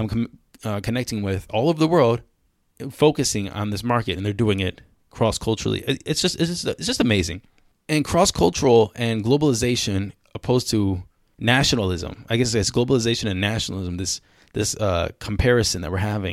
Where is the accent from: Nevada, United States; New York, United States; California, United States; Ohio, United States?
Ohio, United States; Cleveland; moved away as an adult; also born or lived in China; I was born in Cleveland. I'm not an ABC or anything